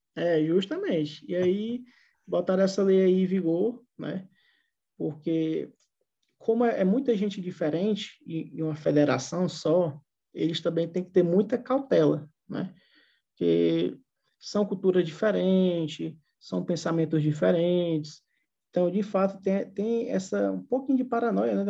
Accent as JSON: {"language": "Portuguese", "town": "Fortaleza", "region": "Ceará", "country": "Brazil", "moved": "as an adult", "lives_now": "Russia", "said": "eu sou de Fortaleza"}